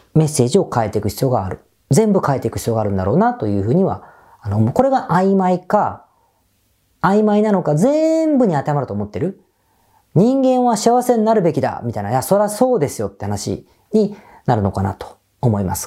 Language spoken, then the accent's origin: Japanese; Kawasaki, Kanagawa, Japan; 僕地元の川崎なんですが、神奈川のね